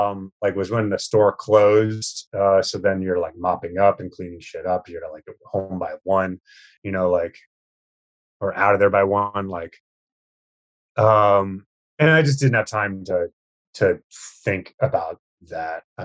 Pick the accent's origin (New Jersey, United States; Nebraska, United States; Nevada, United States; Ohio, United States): Nebraska, United States; Lincoln; moved away as an adult; also born or lived in San Francisco; now in New York, United States; Spent some time there in my hometown in Nebraska